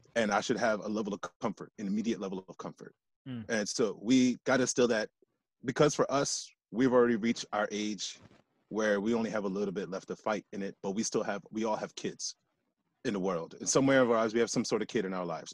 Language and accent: English; United States; I grew up here in the States